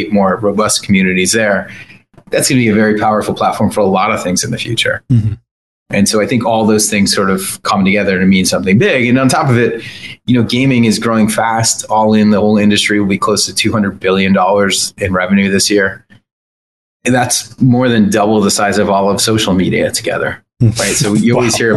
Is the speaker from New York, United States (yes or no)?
yes; New York, United States; I'm a New Yorker